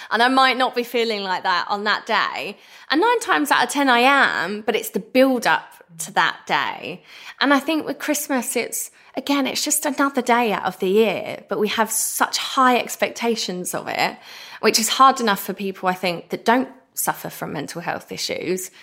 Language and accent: English; Essex, East of England, United Kingdom; I'm the girl from Essex that did good